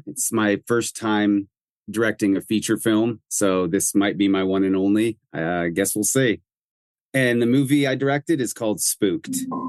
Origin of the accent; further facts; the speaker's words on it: Greenville, Pennsylvania, United States; the small town is the town where I was raised in Western Pennsylvania. So it's very near and dear to me.